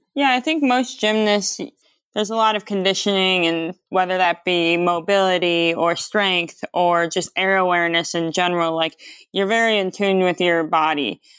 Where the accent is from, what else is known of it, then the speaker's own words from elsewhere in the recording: Detroit, Michigan, United States; I'm from, like, Metro Detroit area in Michigan. I was born and raised in Michigan, a few different places.